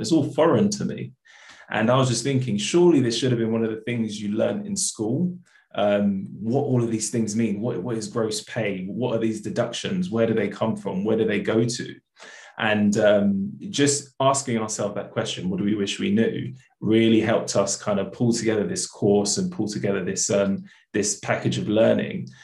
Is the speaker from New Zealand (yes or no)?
no; London, United Kingdom; I grew up in South London